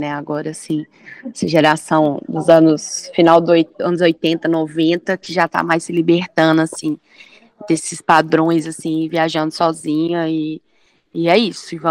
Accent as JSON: {"language": "Portuguese", "region": "São Paulo", "country": "Brazil", "said": "Eu sou de São Paulo."}